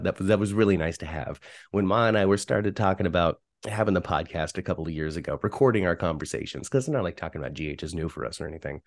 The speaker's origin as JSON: {"language": "English", "town": "Union City", "region": "California", "country": "United States", "tie": "born or raised there", "said": "I'm from the San Francisco Bay Area, grew up in Union City, California"}